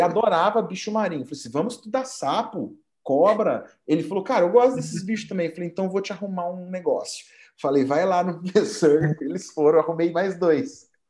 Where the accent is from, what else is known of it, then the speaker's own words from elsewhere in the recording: Poços de Caldas, Minas Gerais, Brazil; sou mineiro de Poços de Caldas